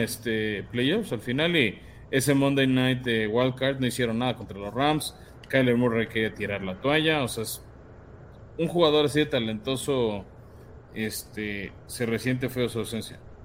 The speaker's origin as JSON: {"language": "Spanish", "country": "Mexico", "said": "somos mexicanos"}